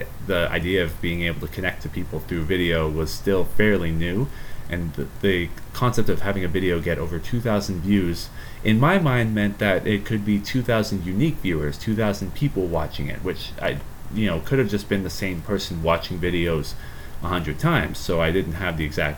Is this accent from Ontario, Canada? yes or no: yes; Ontario, Canada; I am born and raised in Canada, Ontario, Canada